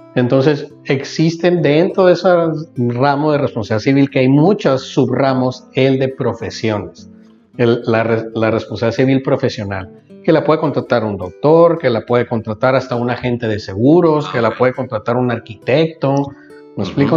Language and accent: Spanish; Mazatlán, Sinaloa, Mexico; also born or lived in Guadalajara; crecí eh, toda mi vida en Mazatlán, no obstante que nací en Guadalajara